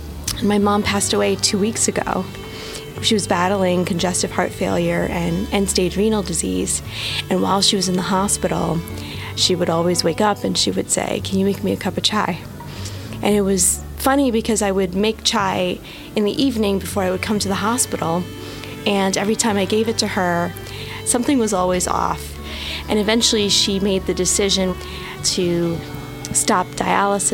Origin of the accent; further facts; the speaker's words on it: Jersey City, New Jersey, United States; I'm from Jersey City, New Jersey